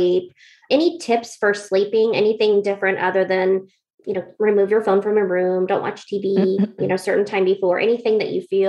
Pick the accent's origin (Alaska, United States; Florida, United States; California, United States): Alaska, United States; now in Northwest, United States; I was from Alaska